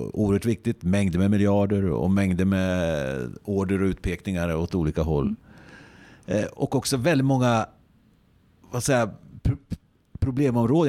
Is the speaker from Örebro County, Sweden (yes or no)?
yes; Närke, near Hallsberg, Örebro County, Sweden; jag själv är närking mm. och eh, är uppväxt väldigt nära din ort där du fortfarande bor, mm. Hallsberg.